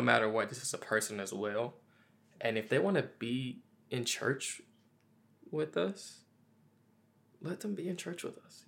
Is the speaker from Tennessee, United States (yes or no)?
yes; Memphis, Tennessee, United States; me growing up in Memphis, Tennessee, in the South as well